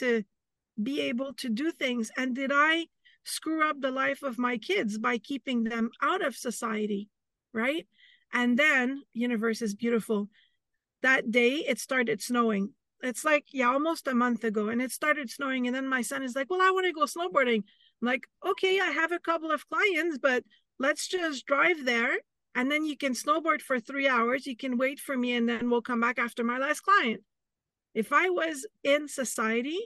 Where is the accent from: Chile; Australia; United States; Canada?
Canada; I'm Canadian